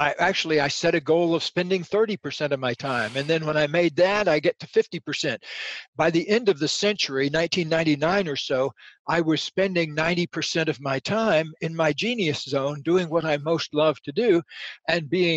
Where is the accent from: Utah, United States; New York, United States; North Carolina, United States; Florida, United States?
Florida, United States; Central; I was just a redneck kid growing up in Central Florida in alligator country